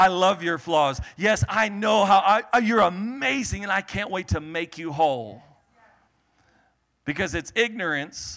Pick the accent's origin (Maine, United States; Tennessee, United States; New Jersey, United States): Maine, United States; I was born on the East Coast in Maine